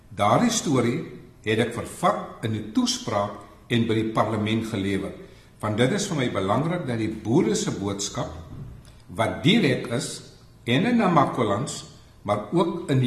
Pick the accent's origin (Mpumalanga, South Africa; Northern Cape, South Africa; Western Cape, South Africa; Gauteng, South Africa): Western Cape, South Africa; West Coast; Ek is van die Weskus, so ek verstaan die dialek.